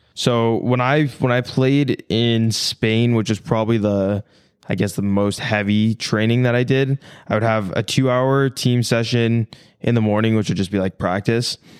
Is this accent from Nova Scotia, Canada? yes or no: no; small town outside of Toronto, Ontario, Canada; now in United States; I was born in Toronto, but I grew up in this small town outside of Toronto